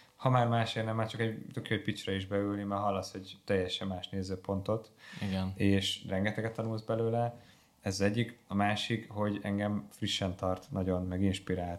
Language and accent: Hungarian; Hungary